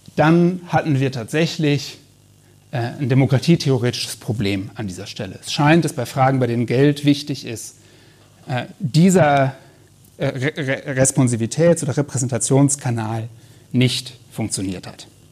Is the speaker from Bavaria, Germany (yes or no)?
no; North Rhine-Westphalia, Germany; ich komme aus Nordrhein-Westfalen